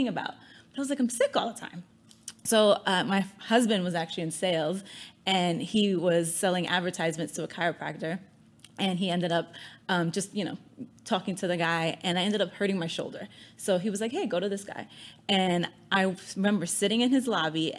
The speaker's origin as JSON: {"language": "English", "town": "New York City", "region": "New York", "country": "United States", "tie": "born or raised there", "said": "I grew up in the Bronx"}